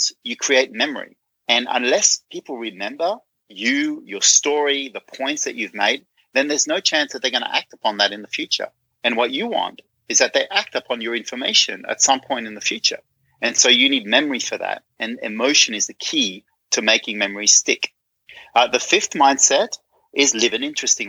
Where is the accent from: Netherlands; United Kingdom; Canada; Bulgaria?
Netherlands; I'm from Holland